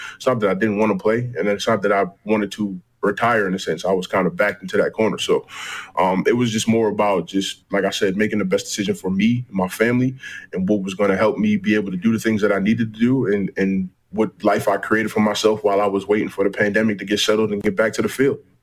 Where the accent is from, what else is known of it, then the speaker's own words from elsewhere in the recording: United States; as an American C F L player